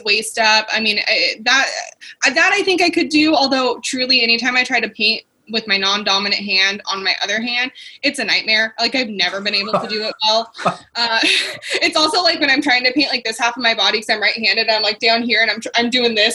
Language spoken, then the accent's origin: English; Yakima, Washington, United States; also born or lived in Union Gap, Washington; my hometown of Union Gap. I'm actually from Yakima, but Union Gap in Washington State